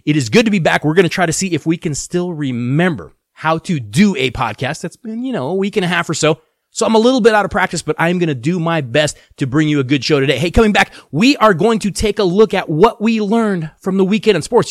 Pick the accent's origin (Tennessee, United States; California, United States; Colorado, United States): Colorado, United States; I am from Colorado. I am born, bred, raised in Colorado.